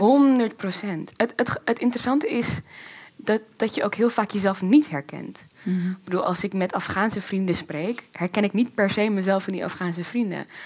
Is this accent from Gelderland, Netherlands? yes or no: no; Amsterdam, North Holland, Netherlands; moved away as an adult; also born or lived in Zaandam; now in Rotterdam, Netherlands; opgegroeid in Amsterdam en ik ben naar een kathedraal gymnasium gegaan in Amsterdam